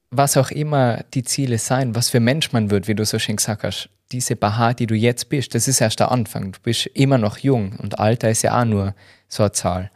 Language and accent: German; Tyrol, Austria; als Tiroler